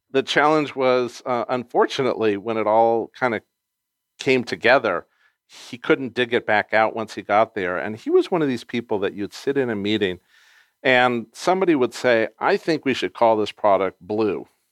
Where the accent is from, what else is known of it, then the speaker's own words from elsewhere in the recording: Los Angeles, California, United States; I grew up in Encino, California.